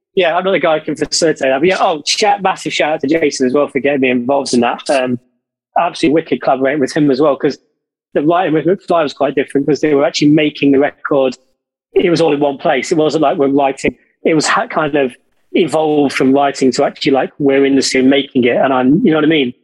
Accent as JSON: {"language": "English", "town": "Derby", "region": "East Midlands", "country": "United Kingdom", "tie": "born or raised there", "moved": "yes", "lives_now": "London, United Kingdom", "said": "Derby, my hometown"}